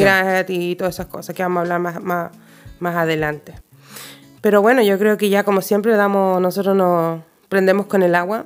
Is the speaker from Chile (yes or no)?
yes; Chile; now in Sweden; soy chilena